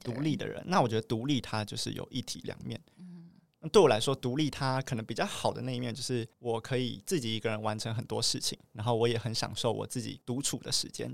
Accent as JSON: {"language": "Chinese", "region": "Taoyuan", "country": "Taiwan", "said": "我是来自 桃园的"}